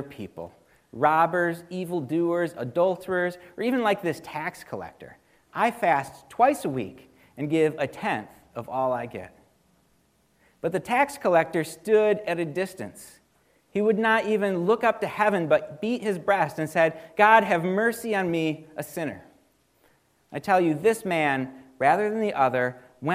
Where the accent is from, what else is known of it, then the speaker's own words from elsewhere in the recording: Dalton, United States; now in Vandalia, United States; I grew up in Dalton on this little farm